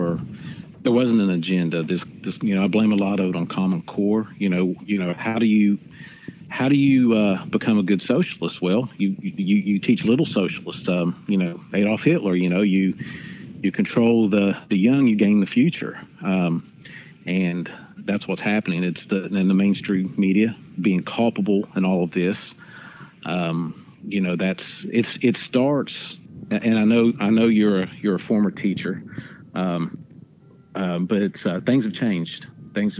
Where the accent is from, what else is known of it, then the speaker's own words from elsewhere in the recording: Southern Ohio, United States; My hometown. You know, right across the river from where we're at now, Southern Ohio